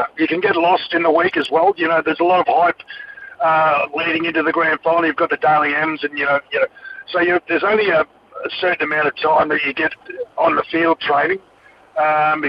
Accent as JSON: {"language": "English", "region": "Queensland", "country": "Australia", "tie": "born or raised there", "said": "being a Queenslander, a young kid growing up in Queensland"}